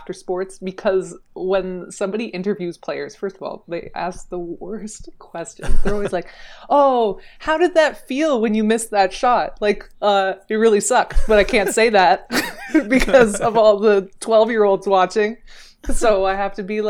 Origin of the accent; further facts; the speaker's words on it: Niagara region, Ontario, Canada; I grew up in the Niagara region, like the Canadian side